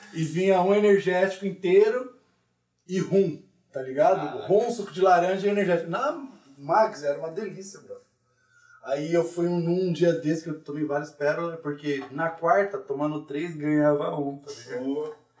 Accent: Paulínia, São Paulo, Brazil; eu sou lá de Paulínia

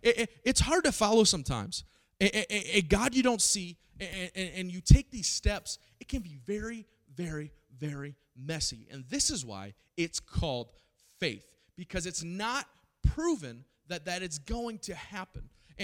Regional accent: Springfield, Missouri, United States; I grew up in Springfield, Missouri, and this is where I came from, right? I came from the number 2 most Bible-minded believing city in America.

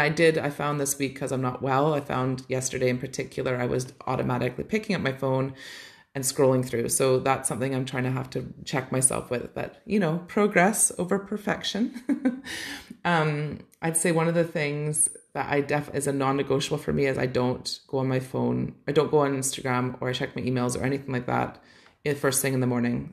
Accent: Canada; growing up in Canada

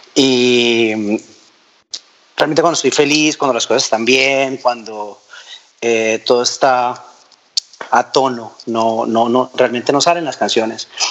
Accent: Villavicencio, Meta, Colombia; así crecí en Villavicencio

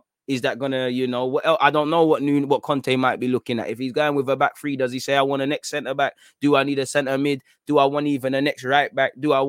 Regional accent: Australia; My parents didn't even speak English at 10. Got absolutely slaughtered growing up in Australia.

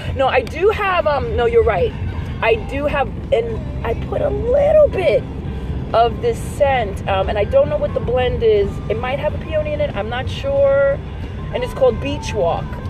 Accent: Puerto Rico; I'm Puerto Rican.

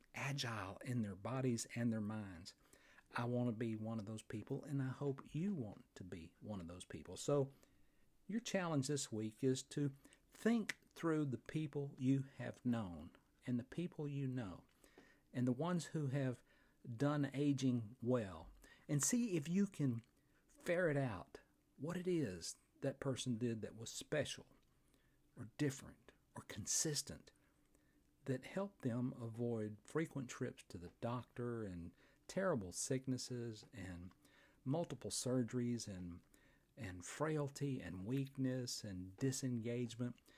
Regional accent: Fort Payne, Alabama, United States; right here in my hometown of Fort Payne, Alabama, at the foot of Lookout Mountain

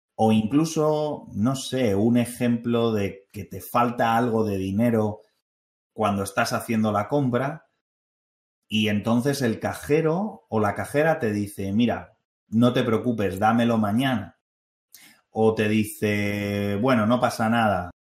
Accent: Spain; also born or lived in North Carolina, United States; yo que soy español

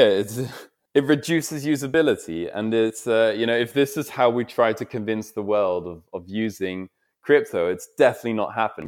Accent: Netherlands; I'm, I'm from the Netherlands myself

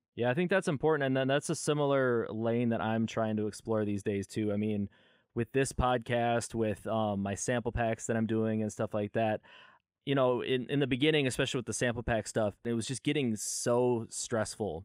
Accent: California, United States; I was born in California

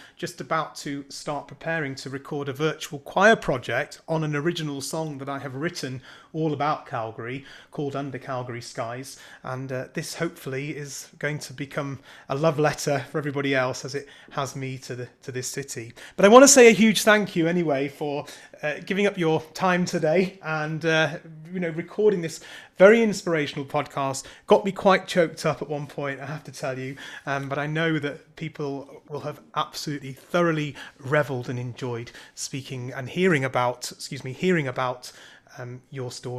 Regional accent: United Kingdom; we're both British

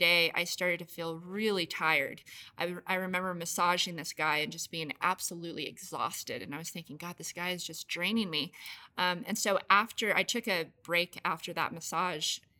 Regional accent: Las Vegas, Nevada, United States; I grew up in Las Vegas

